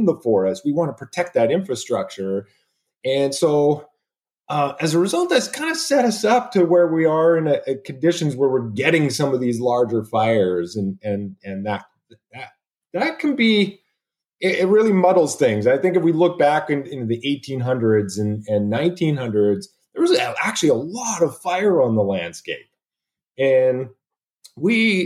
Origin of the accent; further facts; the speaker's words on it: Sherwood Park, Alberta, Canada; moved away as an adult; also born or lived in British Columbia; now in Oregon, United States; I'm an Alberta boy. I was born and raised in Sherwood Park